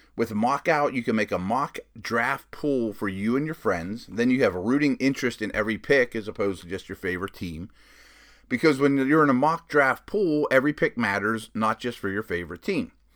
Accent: Pittsburgh, Pennsylvania, United States; I'm from Pittsburgh. I live in Pittsburgh now, so that's home. Grew up somewhat of a Pitt fan too

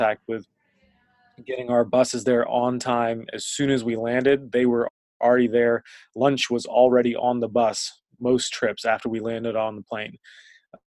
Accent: Northern Virginia, United States; moved away; I was really integrated into our local rec league when I was growing up in Northern Virginia

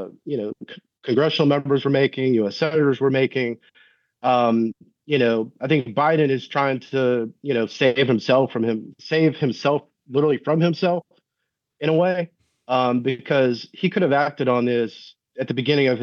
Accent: Doraville, Georgia, United States; I grew up in Doraville. We grew up basically in the Buford Highway corridor

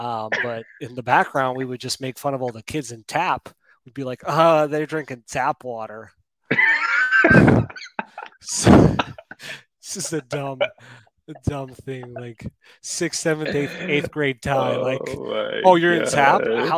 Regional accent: Colorado, United States; And I grew up in Colorado, too, which is, like, probably the safest place that you could drink some tap water.

